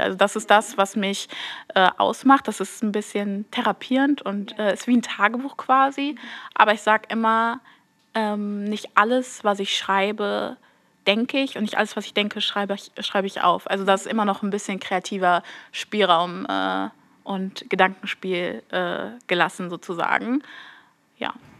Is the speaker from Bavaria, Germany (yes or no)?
no; Duisburg, North Rhine-Westphalia, Germany; ich bin 21 Jahre und ich komme aus Duisburg